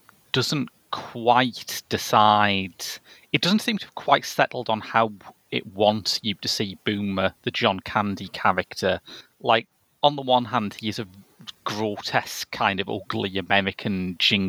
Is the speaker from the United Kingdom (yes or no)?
yes; United Kingdom; I'm British